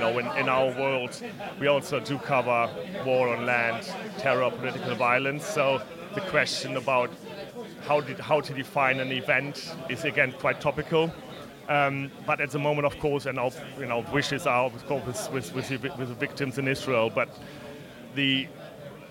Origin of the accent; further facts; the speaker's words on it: Germany; I'm not from Southwest Germany. I'm from Germany, but not Southwest Germany.